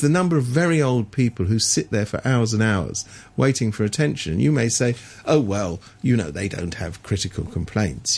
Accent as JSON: {"language": "English", "region": "England", "country": "United Kingdom", "tie": "born or raised there", "said": "I was brought up in England when we people like me went to university without having to pay for it"}